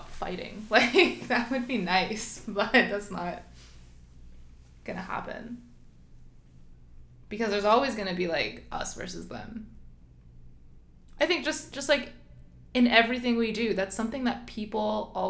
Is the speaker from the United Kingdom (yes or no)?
no; Canada; growing up in Canada